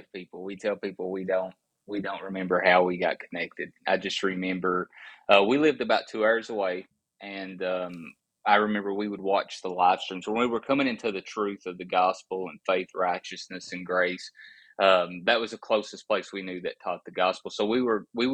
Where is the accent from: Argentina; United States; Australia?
United States; Appalachia; I was raised in Appalachia